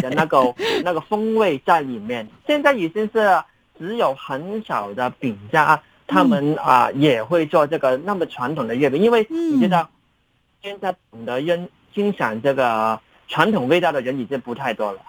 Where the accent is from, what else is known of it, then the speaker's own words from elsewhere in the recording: Hong Kong; 我们香港人